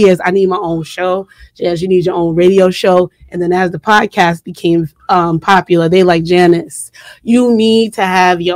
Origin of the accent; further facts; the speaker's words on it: New York City, New York, United States; I rep Southside Jamaica, Queens all day